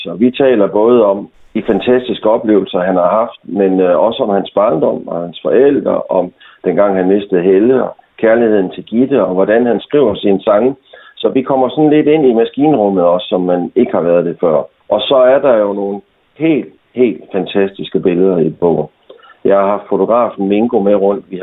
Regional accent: Thy, North Denmark Region, Denmark; jeg er tybo

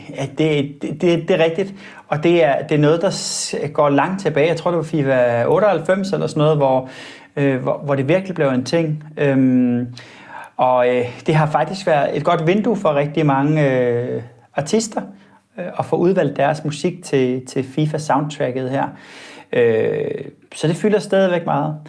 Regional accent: Denmark

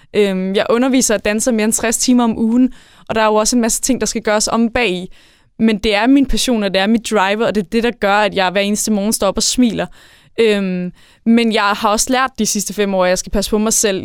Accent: Værløse, Capital Region of Denmark, Denmark; also born or lived in Jutland; now in Varde, Denmark; jeg er født og opvokset på Sjælland i Værløs

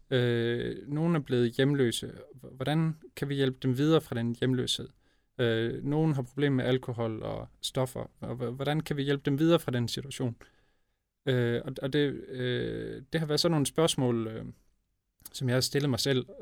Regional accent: Broballe, Southern Denmark, Denmark; et syvmandshold i Broballe IF, øh, hvor jeg voksede op

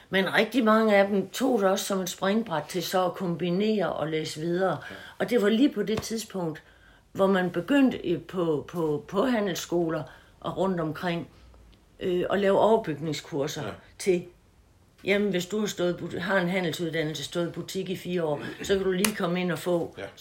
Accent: Haderslev, Southern Denmark, Denmark; Dumme mig, jeg er vokset op ved Haderslev

